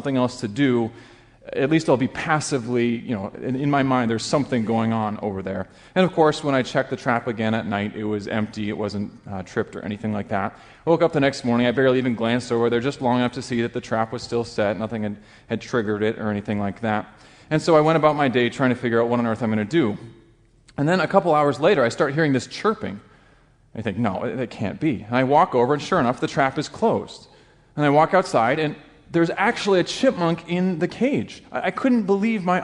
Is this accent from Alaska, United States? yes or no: yes; Alaska, United States; moved away; I grew up in Alaska